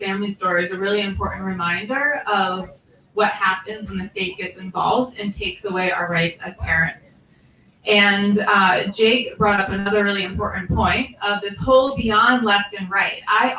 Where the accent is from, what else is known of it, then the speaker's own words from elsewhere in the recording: Vermont, United States; I am from Vermont